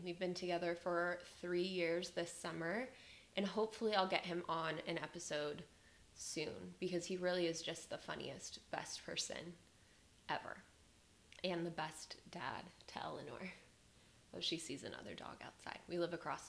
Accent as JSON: {"language": "English", "town": "Las Vegas", "region": "Nevada", "country": "United States", "tie": "born or raised there", "moved": "as an adult", "lives_now": "Austin, United States"}